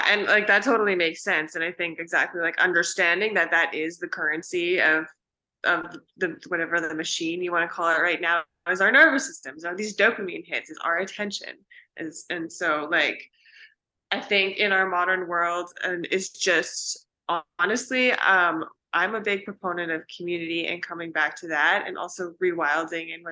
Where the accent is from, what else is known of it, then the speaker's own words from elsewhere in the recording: Pacific Northwest, United States; So growing up in the Pacific Northwest, like I've always been a nature girl.